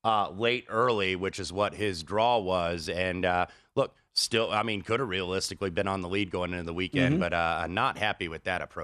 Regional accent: Indianapolis, Indiana, United States; I'm an Indianapolis guy, and I stand for my hometown.

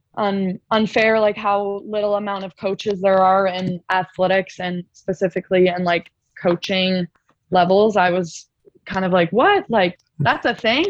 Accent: Ontario, Canada; moved away as an adult; where I'm from, I'm from Ontario

